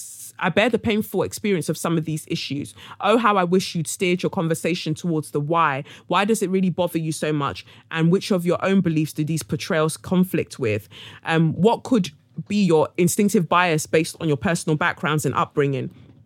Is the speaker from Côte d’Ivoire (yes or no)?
yes; Abidjan, Côte d’Ivoire; It is fair to say that I grew up in Abidjan, and this sort of rhetoric tends to be more pronounced in the motherland.